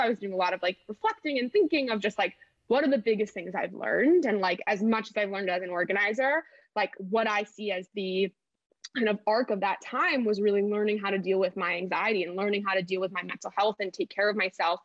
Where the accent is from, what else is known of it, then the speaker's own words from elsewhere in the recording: Milwaukee, Wisconsin, United States; moved away as an adult; also born or lived in Los Angeles; I moved out from Milwaukee to Los Angeles when I was 18, in August of 2018